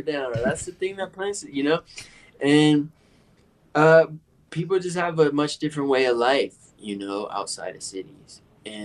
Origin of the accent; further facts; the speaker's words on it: Detroit, Michigan, United States; I was born in Detroit